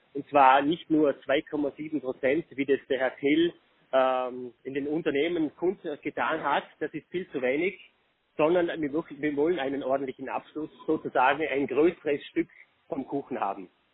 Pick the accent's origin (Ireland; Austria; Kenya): Austria; Vorarlberg; bei uns in Vorarlberg